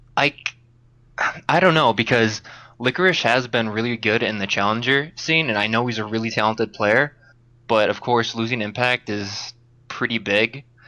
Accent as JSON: {"language": "English", "region": "Upper Peninsula of Michigan", "country": "United States", "moved": "yes", "lives_now": "Wisconsin, United States", "said": "I'm from the Upper Peninsula of Michigan"}